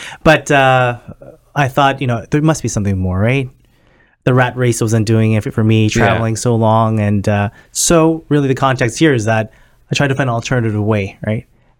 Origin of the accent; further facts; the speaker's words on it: Scarborough, Ontario, Canada; I grew up in Scarberia, right? Not the nicest of neighborhoods, right? We didn't have much growing up in Scarborough, and you know, we worked our way up.